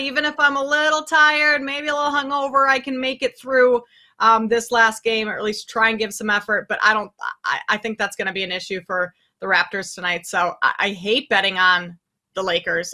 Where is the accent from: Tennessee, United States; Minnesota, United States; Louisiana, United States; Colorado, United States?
Minnesota, United States; I grew up in Minnesota